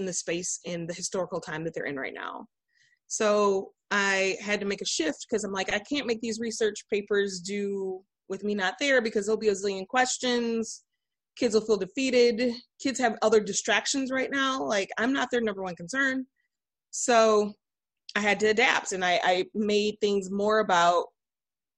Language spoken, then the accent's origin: English; Flint, Michigan, United States; I am from Flint, Michigan. I'm a resident there. I teach at Carmen Ainsworth High School, which is located outside of the city, but we are a school of choice. So we have a number of students who live within the city of Flint. That's my alma mater